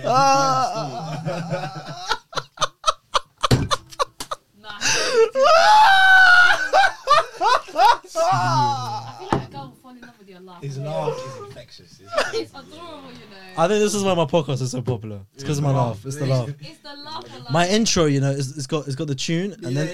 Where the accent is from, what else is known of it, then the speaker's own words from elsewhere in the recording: London, United Kingdom; I was born here, man. St. Mary's in Paddington.